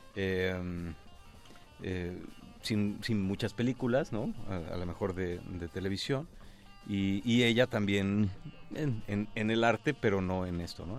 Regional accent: Mexico; como mexicanos

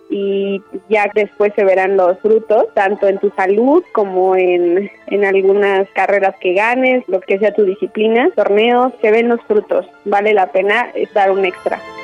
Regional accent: Cuernavaca, Morelos, Mexico; Nací en Cuernavaca el 3 de junio del 2000

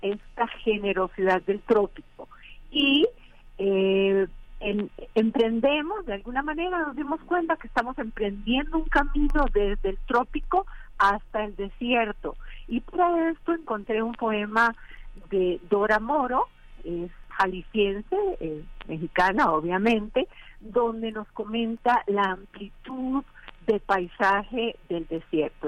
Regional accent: Costa Rica; moved away; haber nacido en zonas tropicales. Yo soy costarricense

